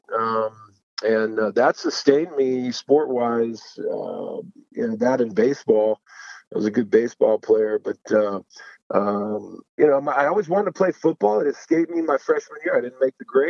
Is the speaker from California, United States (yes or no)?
yes; Moreno Valley, California, United States; also born or lived in Utah / Washington State; I grew up in a little town called Moreno Valley, outside Los Angeles